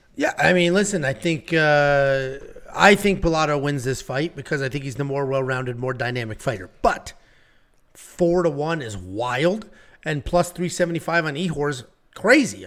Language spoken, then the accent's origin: English; Connecticut, United States; I'm from Connecticut